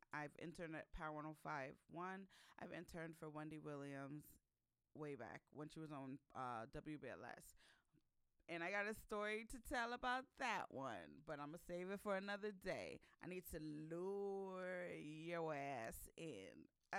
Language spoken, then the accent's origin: English; Ghana; I'm from Ghana, West Africa. So I've been to Accra, or Ghana plenty of times since I was born. I lived there for 7 months a few years ago.